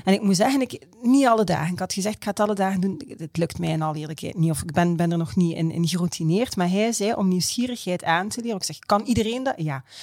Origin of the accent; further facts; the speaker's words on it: Belgium; als Belg